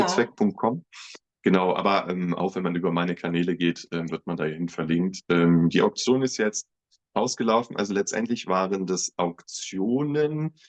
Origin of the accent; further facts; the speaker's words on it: Göttingen, Lower Saxony, Germany; moved away as an adult; now in Braunschweig, Germany; ich komme gebürtig aus Göttingen, ähm, lebe jetzt vier Jahre in Braunschweig